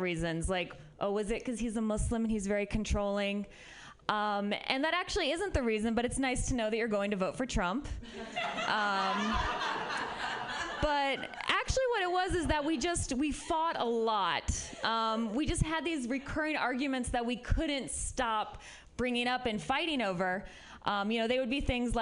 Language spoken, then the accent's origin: English; Midwest, United States; now in San Francisco, United States; I'm from the Midwest